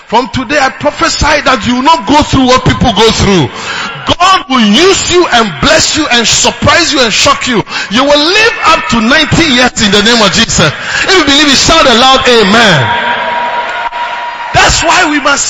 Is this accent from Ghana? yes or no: yes; Ghana; moved away as an adult; also born or lived in Uganda; as a Ghanaian